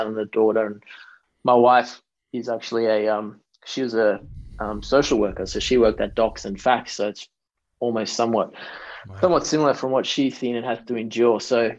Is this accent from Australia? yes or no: yes; Australia; see, why do I need the piece of paper? I'm already Australian.